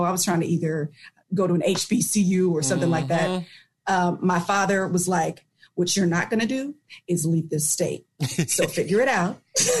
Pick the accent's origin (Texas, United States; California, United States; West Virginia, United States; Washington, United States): California, United States; Vallejo; moved away as an adult; now in Sacramento, United States; born and raised in Vallejo. My parents still live there. So I bounced around in middle school, or I should say in elementary school, went to Pennycook.